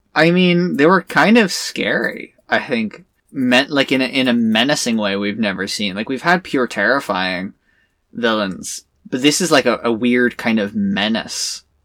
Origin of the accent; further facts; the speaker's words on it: Ireland; I'm Irish